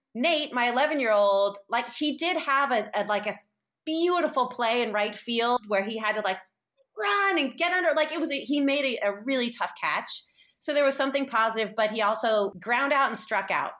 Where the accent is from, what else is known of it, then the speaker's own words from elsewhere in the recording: San Francisco, California, United States; I'm from San Francisco and, like, had hippie parents